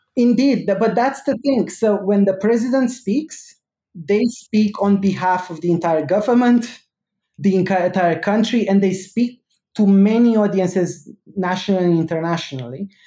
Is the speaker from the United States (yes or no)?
no; Romania; I grew up in Romania